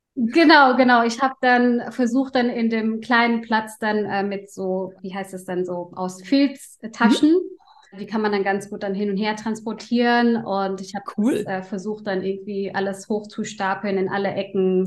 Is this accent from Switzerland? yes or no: no; Indonesia; now in Germany; meine Kindheit und ich komme aus Indonesien